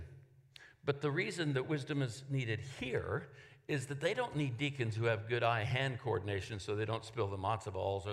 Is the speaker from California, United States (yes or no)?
yes; Oakland, California, United States; I'm from Oakland, California.